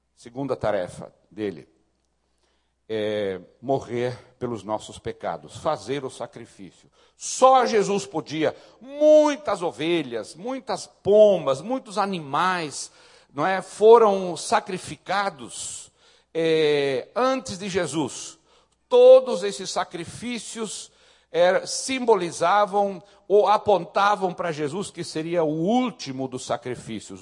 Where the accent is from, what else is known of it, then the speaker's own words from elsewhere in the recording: the South, southern Brazil, Brazil; Eu sou do Sul